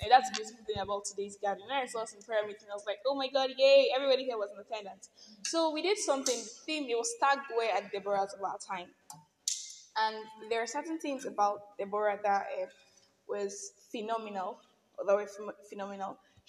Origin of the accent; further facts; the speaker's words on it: Nigeria; I am that Nigerian Christian alcoholic